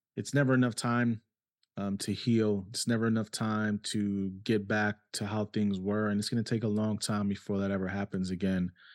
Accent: New York City, New York, United States; moved away; also born or lived in Cleveland, Ohio; I grew up in New York City

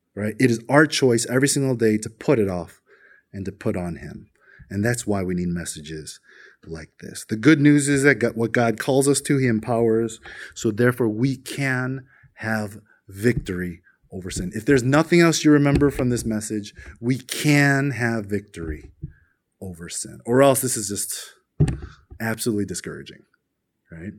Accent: South Korea; we as Koreans, we're the majority crowd.

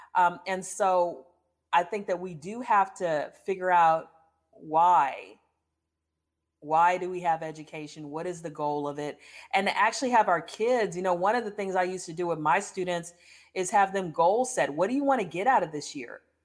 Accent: United States; moved away; also born or lived in Baton Rouge, Louisiana / Houston, Texas; I grew up between Baton Rouge and Houston. I went back to Baton Rouge every summer till I went to college, so I was born in Baton Rouge

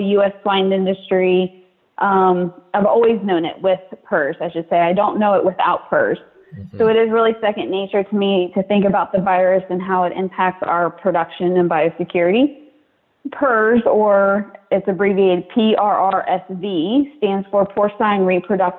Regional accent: West Virginia, United States; moved away as an adult; also born or lived in North Carolina; I grew up in West Virginia

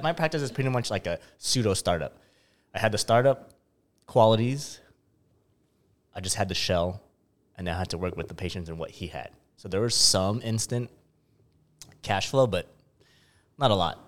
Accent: San Diego, California, United States; I'm from San Diego

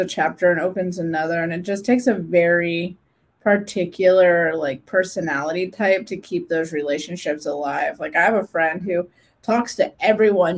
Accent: Midwest, United States; born or raised there; moved away as an adult; now in Huntsville, United States

